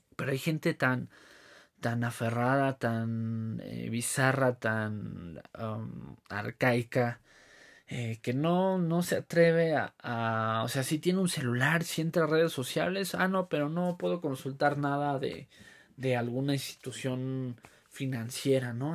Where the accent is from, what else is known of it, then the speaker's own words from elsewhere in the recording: Mexico; nos caracteriza como mexicanos